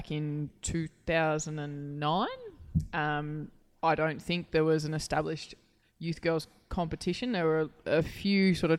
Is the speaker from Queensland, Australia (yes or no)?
yes; Queensland, Australia; now in Victoria, Australia; being a Queenslander and myself, before coming down to Victoria.